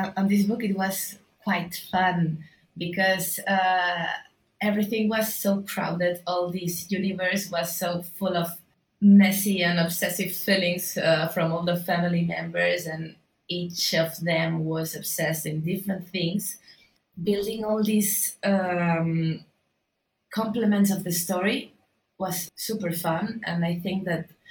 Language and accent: English; Barcelona, Catalonia, Spain; I'm an illustrator from Barcelona